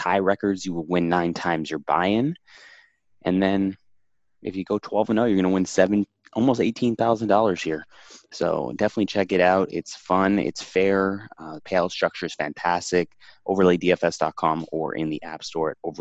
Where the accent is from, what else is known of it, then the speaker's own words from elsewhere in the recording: Miami, Florida, United States; my hometown in South Beach